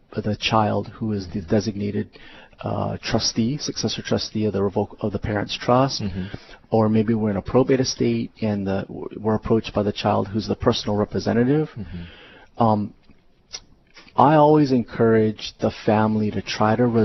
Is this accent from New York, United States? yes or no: no; Honolulu, Hawaii, United States; I was born and raised in Honolulu